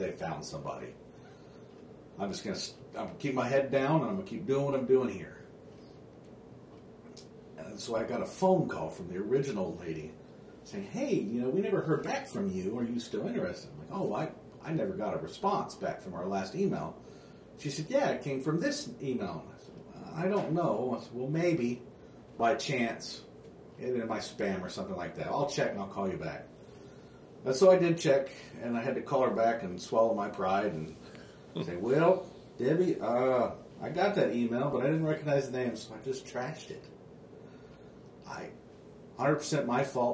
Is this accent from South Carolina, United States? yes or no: no; Oklahoma City, Oklahoma, United States; also born or lived in Texas / Rock Springs; now in Canton, United States; I was born in Oklahoma City. I have a lot of family here in Oklahoma still